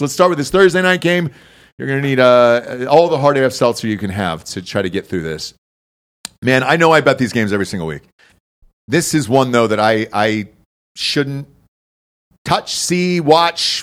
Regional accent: Georgia, United States; I'm from Georgia

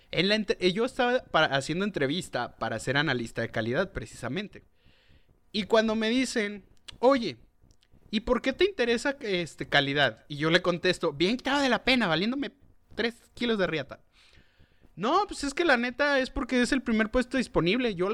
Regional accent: Chihuahua, Mexico; Y le dije, yo soy de Chihuahua, lugar en donde pues nosotros residimos.

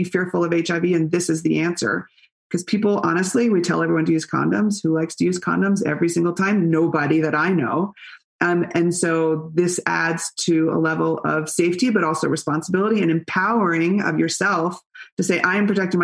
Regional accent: Berkeley, California, United States; I grew up in Berkeley

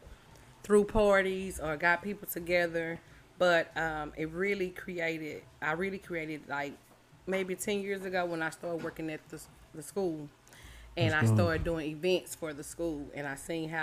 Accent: Dallas, Texas, United States; I'm from Oak Cliff. I went to W.W. Bushman. I went to D.A. Hussey, and I went to David W. Carter.

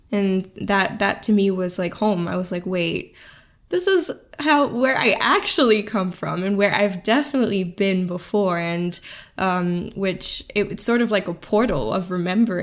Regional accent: Singapore; growing up in Singapore, that one of the safest places in the world

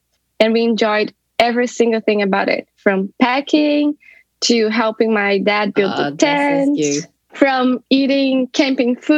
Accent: South Region, Brazil; moved away as an adult; now in Dublin, Ireland; I'm originally from Brazil, from the south of Brazil. But for the past 6 years, I've been living in Dublin, Ireland.

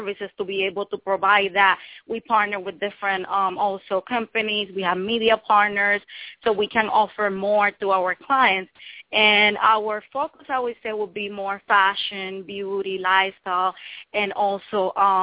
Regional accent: Puerto Rico; now in New York, United States; I have been living in New York for 11 years now, but I was raised in Puerto Rico. Born in New York

